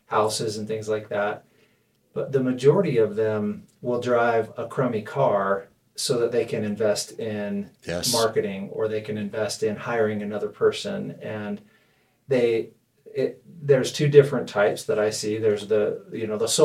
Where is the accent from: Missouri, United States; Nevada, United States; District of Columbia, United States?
Nevada, United States; Las Vegas; now in Weber County, United States; I'm from Las Vegas originally